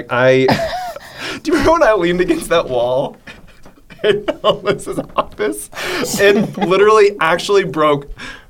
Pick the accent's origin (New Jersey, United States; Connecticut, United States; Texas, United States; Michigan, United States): Texas, United States; Midlothian; I'm from Midlothian.